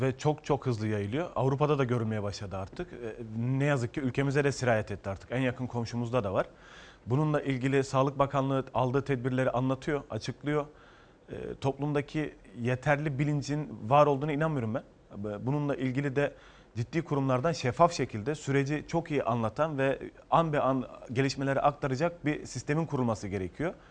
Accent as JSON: {"language": "Turkish", "town": "Ceyhan", "region": "Adana", "country": "Turkey", "tie": "born or raised there", "moved": "yes", "lives_now": "Istanbul, Turkey", "said": "Adana Ceyhanlıyım ben"}